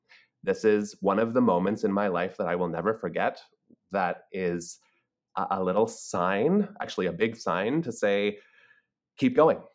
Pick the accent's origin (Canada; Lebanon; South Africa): Canada; Toronto, Ontario; moved away as an adult; now in New York, United States; I grew up in Toronto, okay. Canada. I am Canadian.